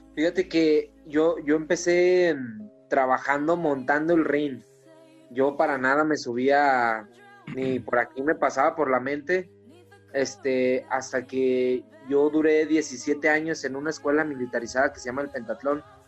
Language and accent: Spanish; Comarca Lagunera, Mexico; De acá de la comarca lagunera